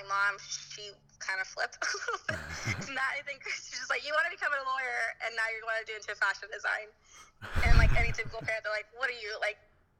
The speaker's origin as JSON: {"language": "English", "town": "Antioch", "region": "California", "country": "United States", "tie": "born or raised there", "lives_now": "Alameda, United States", "said": "everybody says like we're in the Bay Area, but I grew up 30 miles or so from San Francisco itself in this little shithole called Antioch."}